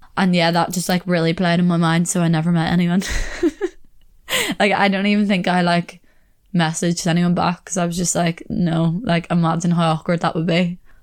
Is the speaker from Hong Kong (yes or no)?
no; Belfast, Northern Ireland, United Kingdom; moved away as an adult; now in England; I come from Belfast.